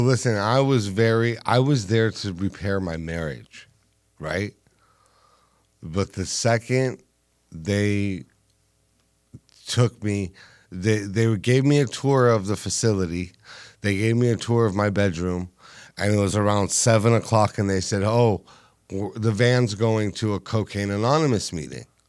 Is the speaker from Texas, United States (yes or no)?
no; Los Angeles, California, United States; I'm from Los Angeles